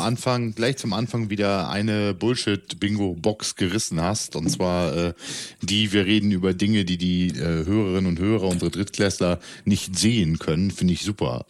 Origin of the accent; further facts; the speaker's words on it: East Frisia, Lower Saxony, Germany; für den gebürtigen Ostfriesen und Norddeutschen